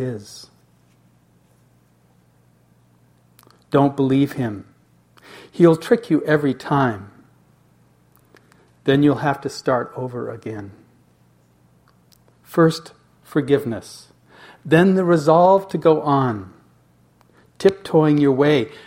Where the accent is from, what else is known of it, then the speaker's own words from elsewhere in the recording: United States; being an American